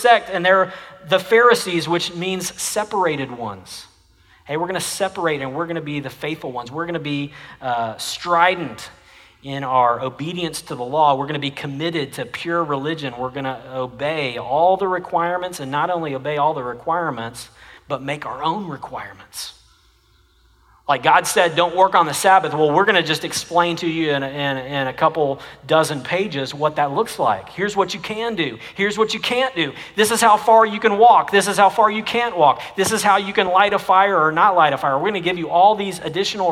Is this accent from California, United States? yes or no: no; Jenks, Oklahoma, United States; now in Texas, United States; I come from Oklahoma, and the high school that I graduated from has the strongest football tradition of any high school in Oklahoma